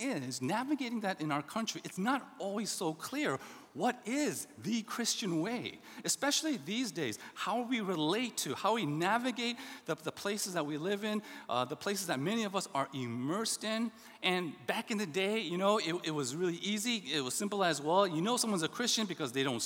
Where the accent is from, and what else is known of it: the South, United States; born or raised there; also born or lived in Indianapolis, Indiana